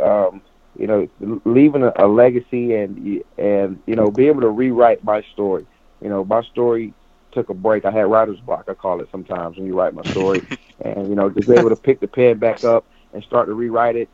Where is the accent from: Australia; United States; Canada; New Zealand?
United States; Polk County, Florida; moved away; also born or lived in Buffalo; I'm from Polk County, which is only a county away